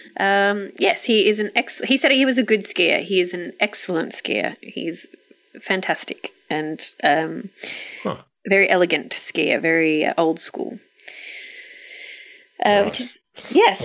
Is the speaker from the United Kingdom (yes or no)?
no; Australia; as an Australian